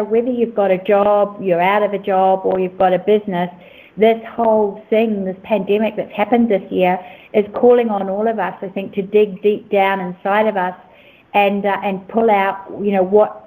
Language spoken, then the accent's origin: English; New Zealand; also born or lived in Australia; now in Costa Rica; I'm a New Zealander, was living in Australia, and now I'm in Costa Rica building a retreat center.